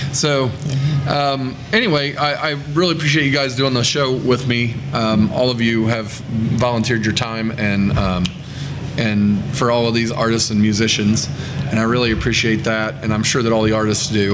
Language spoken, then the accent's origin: English; Indiana, United States; I'm from Indiana, and I play songs at shows in Indiana.